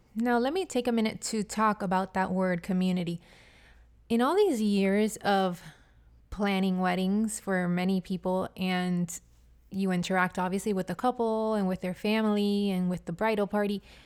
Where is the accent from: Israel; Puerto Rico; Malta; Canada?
Puerto Rico; now in Miami, United States; I'm from Puerto Rico, and in Puerto Rico, in Spanish, it's pronounced ….